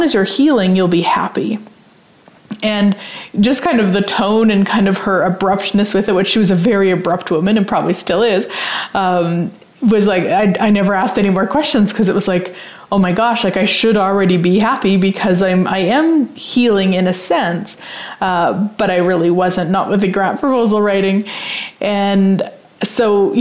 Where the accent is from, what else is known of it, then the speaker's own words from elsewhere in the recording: Saskatchewan, Canada; I'm from Saskatchewan